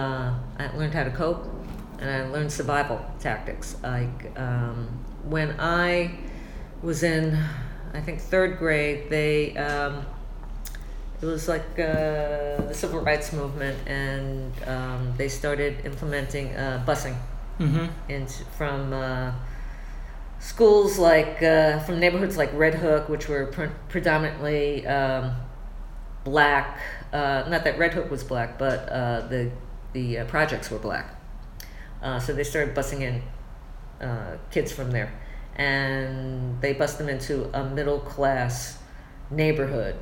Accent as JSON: {"language": "English", "town": "New York City", "region": "New York", "country": "United States", "tie": "born or raised there", "also_born_or_lived": "Soho", "moved": "as an adult", "lives_now": "New Jersey, United States", "said": "I grew up on Ocean Parkway. Few blocks from the park, Prospect Park"}